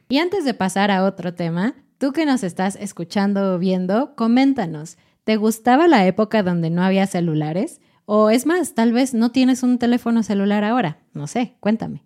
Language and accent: Spanish; Mexico; los mexicanos generalmente llegan tarde, llegamos tarde